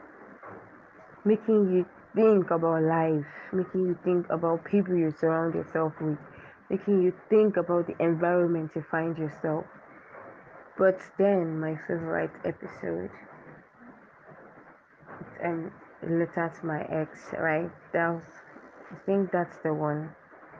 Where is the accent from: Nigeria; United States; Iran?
Nigeria; Akwa Ibom; I'm a Nigerian from Akwa Ibom State.